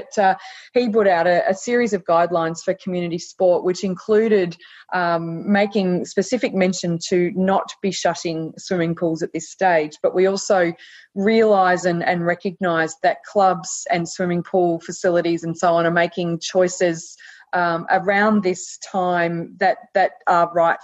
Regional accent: Australia; Australian citizens

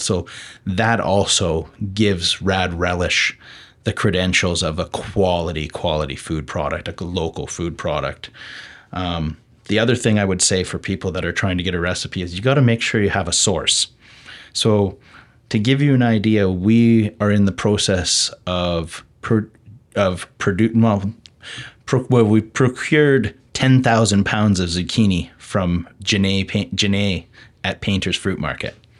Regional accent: the Okanagan, British Columbia, Canada; being born and raised in the Okanagan, living now in West Kelowna with a young family

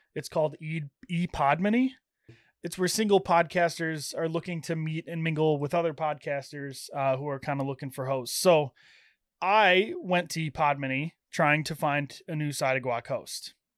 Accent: Illinois, United States; now in Iowa, United States; I'm from Illinois

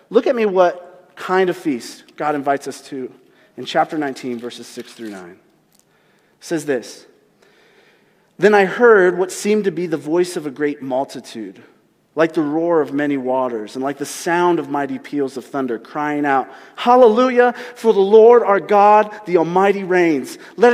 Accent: United States; as American Christians

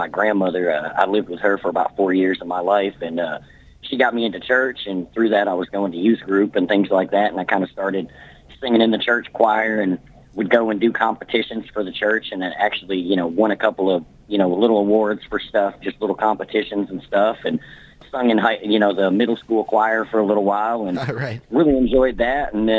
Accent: Kentucky, United States; also born or lived in Fairbanks, Alaska; So I'm from Kentucky. I grew up military, Brad. I was actually born in Fairbanks, Alaska. I lived there until I was about 3 years old.

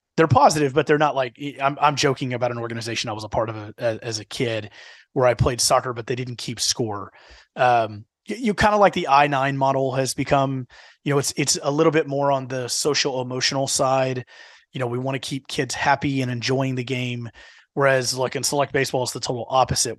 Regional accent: Houston, Texas, United States; now in Dallas-Fort Worth, United States; the D F W market is very different than what I grew up in in the Houston market

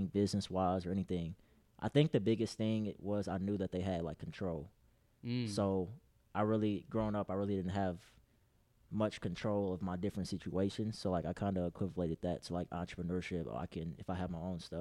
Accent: Indianapolis, Indiana, United States; I'm actually from Indianapolis, Indiana. Represent. Born and raised.

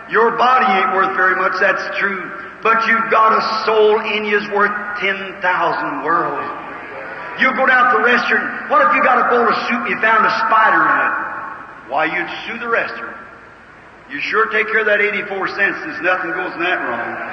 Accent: Kentucky, United States; I was raised in Kentucky

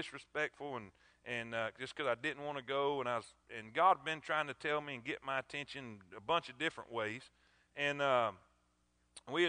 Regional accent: South Florida, United States; I grew up in South Florida

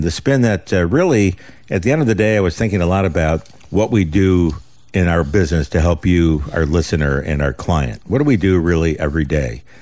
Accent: United States; We're Americans

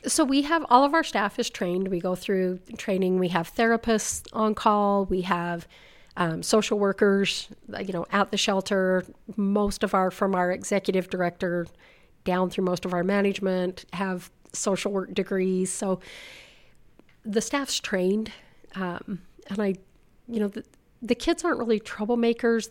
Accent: South Weber, Utah, United States; I grew up in South Weber, lived there my whole life, fifty-five years.

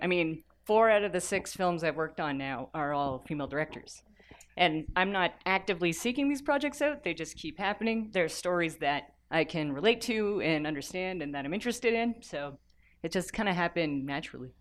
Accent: Toronto, Ontario, Canada; I'm an editor from Toronto

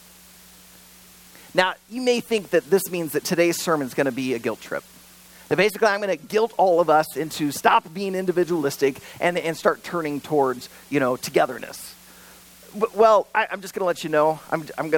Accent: United States; I was born in America and raised in America

